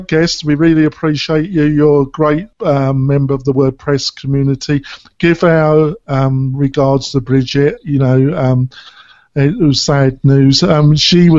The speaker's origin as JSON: {"language": "English", "region": "England", "country": "United Kingdom", "tie": "born or raised there", "moved": "yes", "said": "I am a hybrid now, but I was brought up in England"}